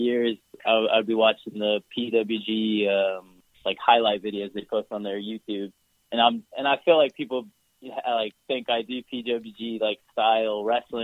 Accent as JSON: {"language": "English", "country": "United States", "said": "I'm from America"}